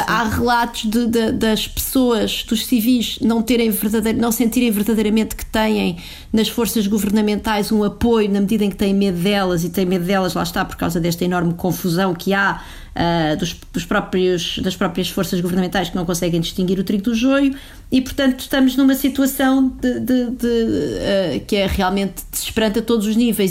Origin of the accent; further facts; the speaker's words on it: Portugal; enquanto portugueses